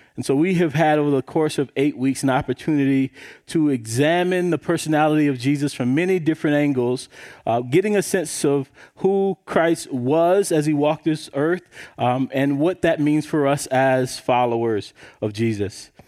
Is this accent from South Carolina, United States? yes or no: yes; South Carolina, United States; I grew up in South Carolina